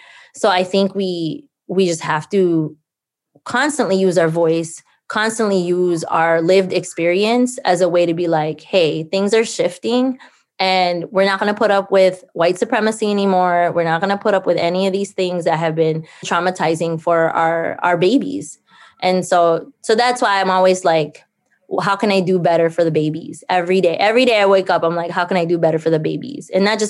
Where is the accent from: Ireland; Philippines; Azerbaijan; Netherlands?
Philippines; now in St. Paul, United States; I think like growing up in the Philippines, there was that scarcity piece, but you know, moving and immigrating here, Dakota lands of, especially here in Mnisiska and east side of St. Paul